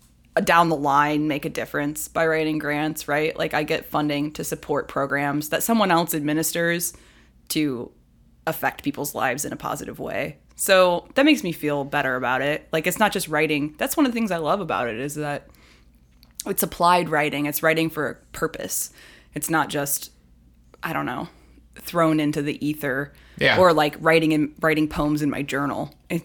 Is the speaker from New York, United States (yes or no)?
no; Columbus, Ohio, United States; now in Cincinnati, United States